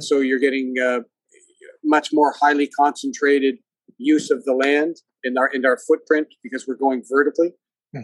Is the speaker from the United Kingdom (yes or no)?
no; Hamilton, Ontario, Canada; moved away as an adult; also born or lived in Japan / Argentina / Singapore / United States; I grew up in the Hamilton area, Hamilton, Ontario